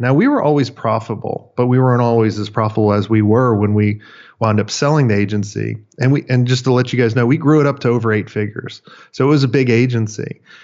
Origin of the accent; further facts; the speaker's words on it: Florida, United States; I grew up in Florida. I grew up on the beach